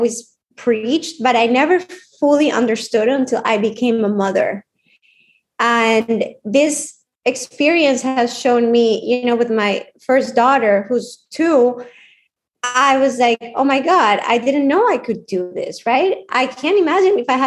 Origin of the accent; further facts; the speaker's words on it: Colombia; now in United States; I grew up in Colombia